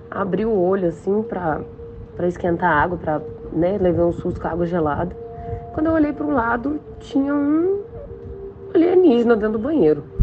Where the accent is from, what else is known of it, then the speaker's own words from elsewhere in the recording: Belo Horizonte, Minas Gerais, Brazil; eu sou de Belo Horizonte, Minas Gerais.